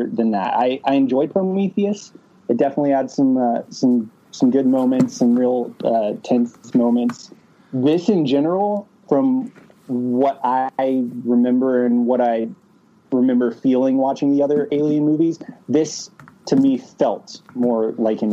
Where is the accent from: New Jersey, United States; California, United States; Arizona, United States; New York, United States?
Arizona, United States; now in Hollywood, United States; I grew up in Arizona